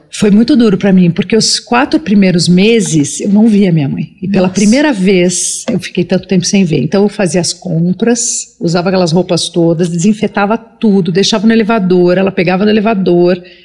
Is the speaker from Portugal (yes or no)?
no; Brazil; Que é onde eu nasci